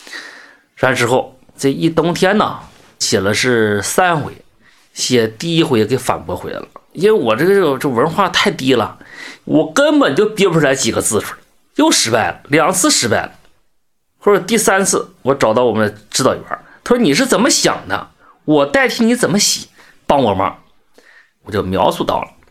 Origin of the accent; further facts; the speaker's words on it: Zhaodong, Heilongjiang, China; 我是黑庄江省赵总市人。今年是四十六岁，我是十九岁当兵的